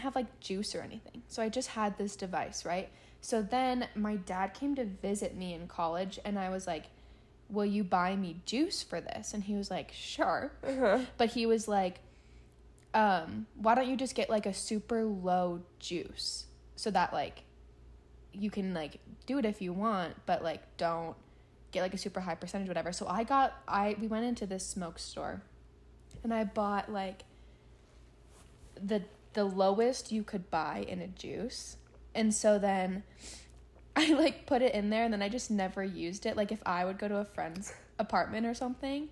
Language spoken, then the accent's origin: English; Northern California, United States; I grew up in Northern California